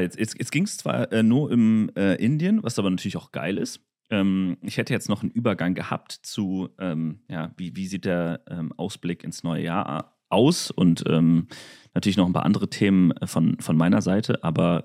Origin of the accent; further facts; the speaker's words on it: Germany; dass wenn ich doch schon so viele Möglichkeiten habe in Deutschland